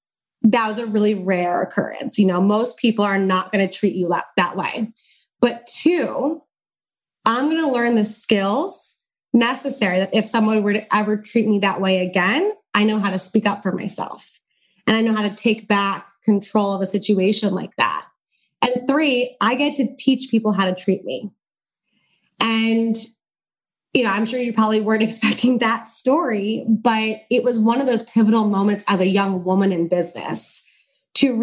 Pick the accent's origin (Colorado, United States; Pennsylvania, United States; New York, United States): Pennsylvania, United States; where I grew up in Pennsylvania